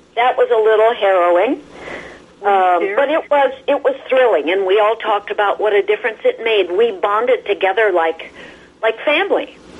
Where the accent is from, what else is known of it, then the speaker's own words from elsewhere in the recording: Midwest, United States; also born or lived in Chicago / California; I'm from the Midwest, lots of snow